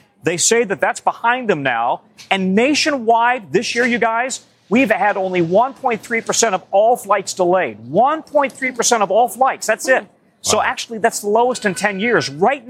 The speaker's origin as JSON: {"language": "English", "town": "Denver", "region": "Colorado", "country": "United States", "tie": "born or raised there", "said": "Speaking of Denver, my hometown"}